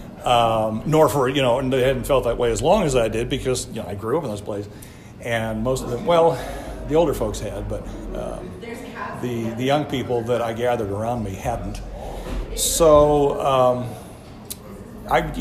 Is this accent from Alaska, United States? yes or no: no; Monterey, California, United States; I was born in Monterey in 1958, two blocks up the street at the old hospital